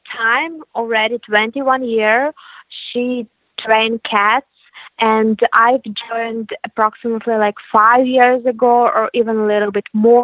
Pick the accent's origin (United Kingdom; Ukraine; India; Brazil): Ukraine; We are originally from Ukraine